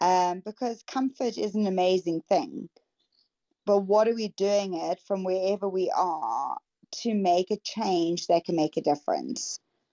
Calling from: South Africa; I'm coming in from South Africa. So deep, deep, deep down south for all of us.

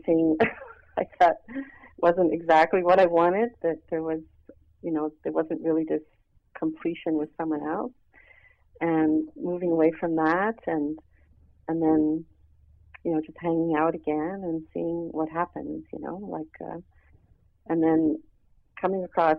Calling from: Montreal, Quebec, Canada; from Montreal.

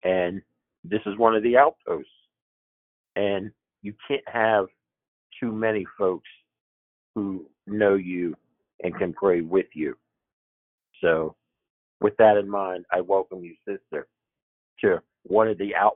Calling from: Pennsylvania, United States; I'm calling from Pennsylvania

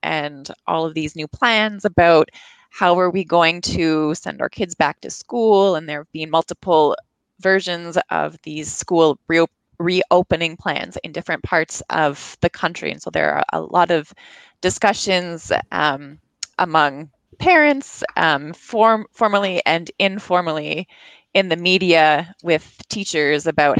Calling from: Montreal, Quebec, Canada; I'm calling from a suburb just outside of Montreal in Canada.

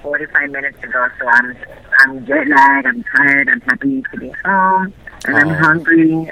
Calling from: Las Vegas, Nevada, United States; I'm calling from Las Vegas.

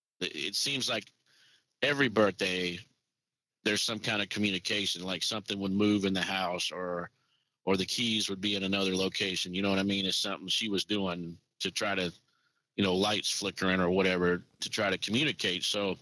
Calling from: Indiana, United States; That I am calling from Indiana today.

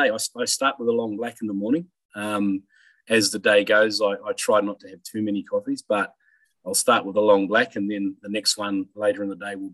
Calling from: Bathurst, New South Wales, Australia; I'm actually up in, in Bathurst in the Central West, um, St Stanislaus College.

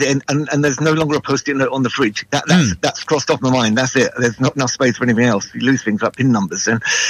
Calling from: Salford, North West England, United Kingdom; Oh, the wonderful world of Salford.

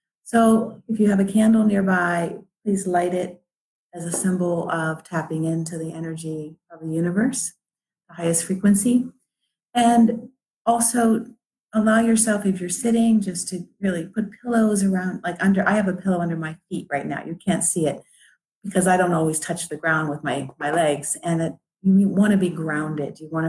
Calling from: Cleveland, Ohio, United States; I'm coming live from Cleveland, Ohio, where it's a rainy day

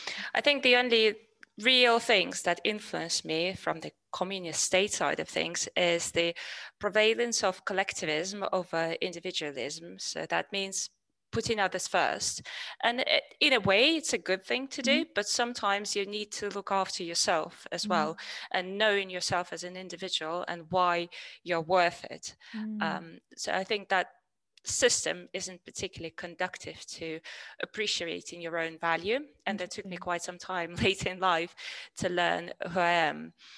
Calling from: Georgia; I'm from Georgia, calling in from Georgia.

